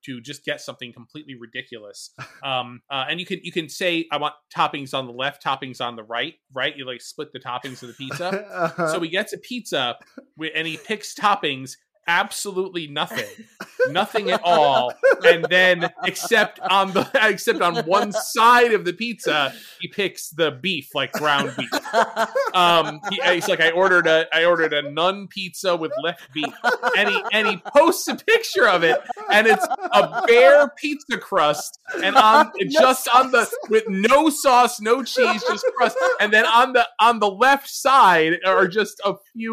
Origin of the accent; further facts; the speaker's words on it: New Haven, Connecticut, United States; I'm from the New Haven area